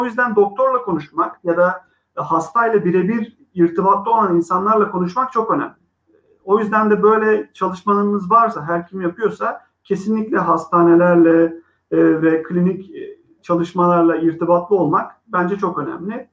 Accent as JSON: {"language": "Turkish", "town": "Izmir", "region": "İzmir", "country": "Turkey", "tie": "born or raised there", "also_born_or_lived": "Sweden / United States", "moved": "as an adult", "said": "İzmirliyim. 1984 yılında İzmir'de doğdum."}